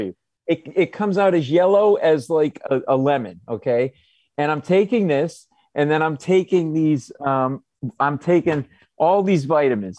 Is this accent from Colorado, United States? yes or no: no; Providence, Rhode Island, United States; now in New York, United States; I grew up in Providence.